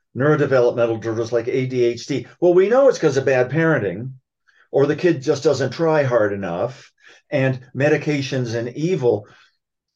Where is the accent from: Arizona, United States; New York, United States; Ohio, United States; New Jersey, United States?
Ohio, United States; Columbus; Ohio State University, where I grew up in Columbus